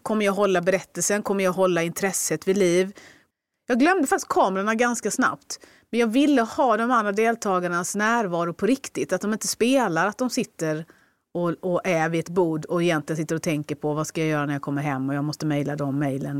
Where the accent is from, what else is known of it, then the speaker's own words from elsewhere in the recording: Skåne, Sweden; jag är en skåning.